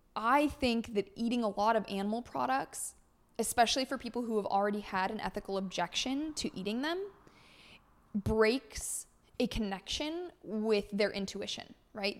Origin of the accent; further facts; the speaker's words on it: California, United States; moved away; born and raised in California